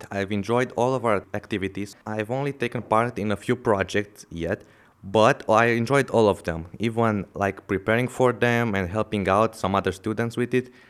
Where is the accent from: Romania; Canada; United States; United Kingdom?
Romania; from Romania.